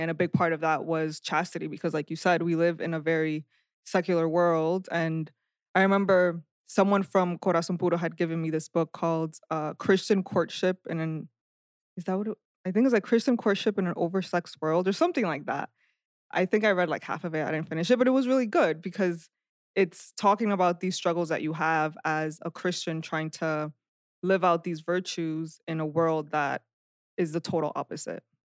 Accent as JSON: {"language": "English", "town": "Perth Amboy", "region": "New Jersey", "country": "United States", "tie": "born or raised there", "also_born_or_lived": "Dominican Republic", "said": "I was born in the Dominican Republic. We moved here when I was six, and I've lived in Perth Amboy, New Jersey since then."}